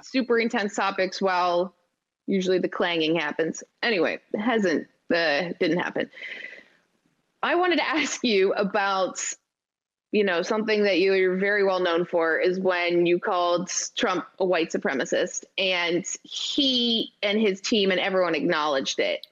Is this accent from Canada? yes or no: yes; Canada; I'm so Canadian.